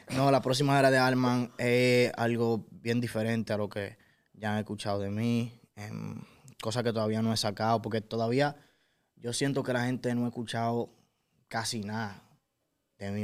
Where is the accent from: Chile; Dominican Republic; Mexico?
Dominican Republic; yo soy de RD